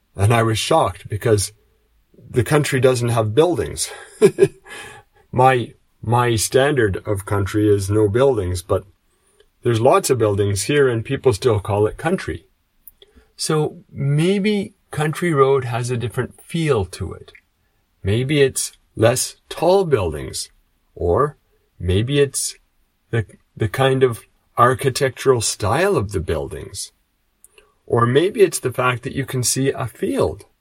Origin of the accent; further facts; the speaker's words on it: Canada; moved away as an adult; now in Japan; I come from Canada, but now I live in Japan